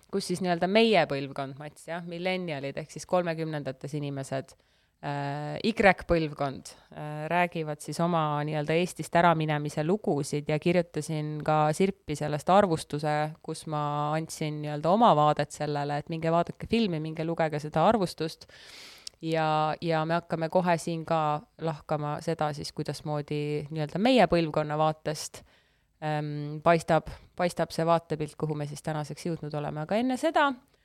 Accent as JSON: {"language": "Estonian", "country": "Estonia", "tie": "born or raised there", "said": "mul on passis on kirjas, et ma olen sündinud Eesti Vabariigis"}